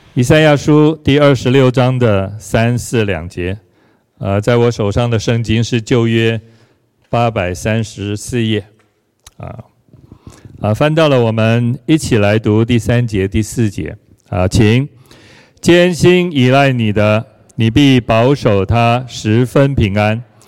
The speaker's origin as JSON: {"language": "Chinese", "country": "Taiwan", "said": "我们在台湾比很多地方也许好很多了"}